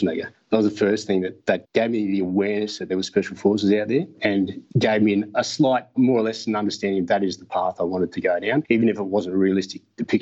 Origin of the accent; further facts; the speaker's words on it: Brisbane, Queensland, Australia; So I grew up in Brisbane, and about the age of 10, we moved out to a rural area just north of Brisbane.